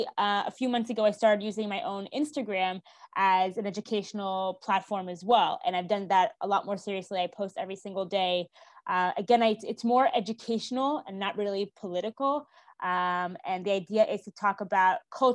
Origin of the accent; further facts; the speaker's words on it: Jerusalem, Jerusalem District, Israel; moved away as an adult; now in Maryland, United States; I moved to Israel when I was 8 years old and I've lived there ever since